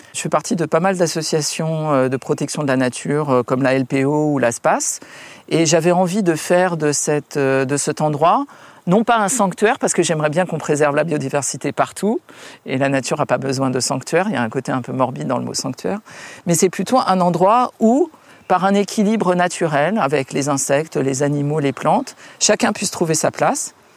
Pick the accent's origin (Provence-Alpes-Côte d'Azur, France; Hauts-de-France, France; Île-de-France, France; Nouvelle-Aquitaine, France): Île-de-France, France; Paris; also born or lived in Munich / Dubai / New York; à Paris où j'ai grandi